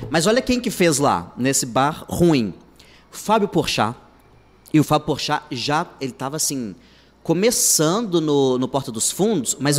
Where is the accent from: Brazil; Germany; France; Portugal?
Brazil; Contagem, Minas Gerais; moved away as an adult; also born or lived in Belo Horizonte; now in Fortaleza, Brazil; eu sou de Contagem, mas Contagem. que é, é, do lado de Belo Horizonte